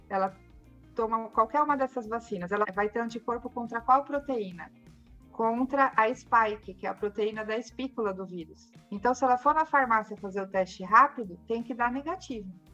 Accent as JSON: {"language": "Portuguese", "region": "São Paulo", "country": "Brazil", "tie": "born or raised there", "said": "Eu sou de São Paulo mesmo. É, eu nasci em São Paulo e morava ali na Zona Norte, no Jaçanã."}